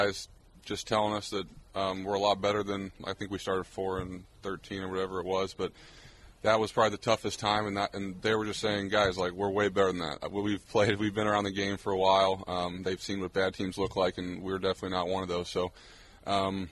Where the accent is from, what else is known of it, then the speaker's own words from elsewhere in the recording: Arizona, United States; I'm from Arizona